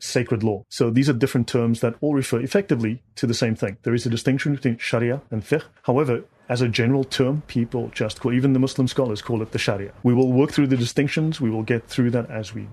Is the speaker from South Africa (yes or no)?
yes; South Africa; moved away as an adult; also born or lived in Dubai, United Arab Emirates; I'm South African. Moved to Dubai in 2007. I lived in the Middle East for 11 years.